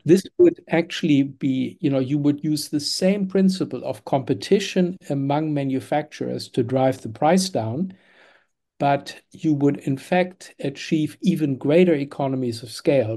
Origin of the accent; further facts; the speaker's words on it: Germany; moved away; I was born in Germany in the nineteen fifties